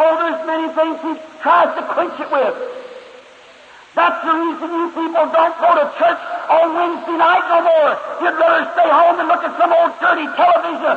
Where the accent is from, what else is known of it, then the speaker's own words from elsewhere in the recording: Kentucky, United States; When I was a little boy, I was raised up here in Kentucky